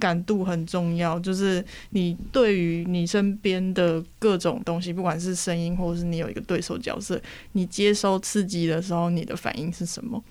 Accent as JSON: {"language": "Chinese", "country": "Taiwan", "said": "以我台湾人的这个存在跟身份"}